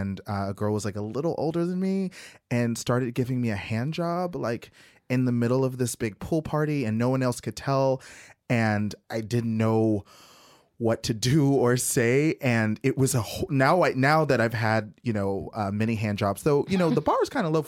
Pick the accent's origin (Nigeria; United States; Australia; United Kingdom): United States; the South; I'm from the South